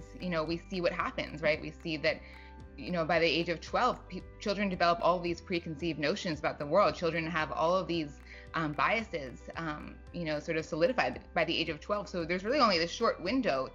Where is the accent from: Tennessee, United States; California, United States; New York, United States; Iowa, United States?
New York, United States; New York City; I grew up in New York City